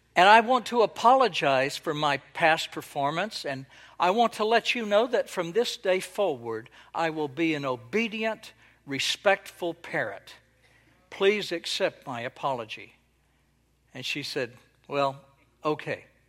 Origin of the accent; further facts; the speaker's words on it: Texas, United States; now in Israel; I was born and raised in Texas